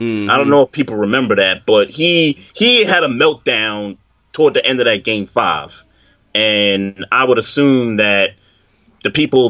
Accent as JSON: {"language": "English", "town": "New York City", "region": "New York", "country": "United States", "tie": "born or raised there", "said": "growing up in New York City at that time"}